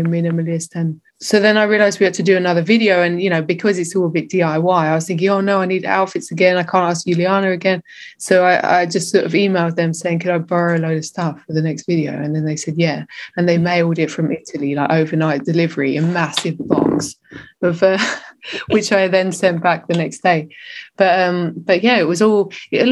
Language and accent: English; England, United Kingdom; now in Berlin, Germany; growing up in England